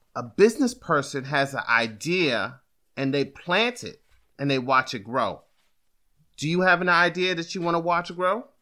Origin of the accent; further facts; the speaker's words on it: Prince George's County, Maryland, United States; also born or lived in Washington, D.C. / Atlanta; I was born in Washington, D C, and grew up in Prince George's County